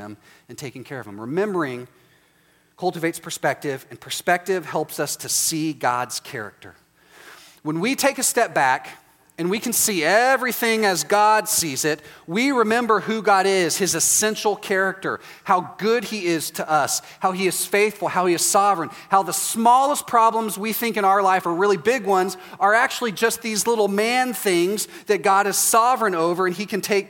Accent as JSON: {"language": "English", "region": "Texas", "country": "United States", "said": "I'm from Texas"}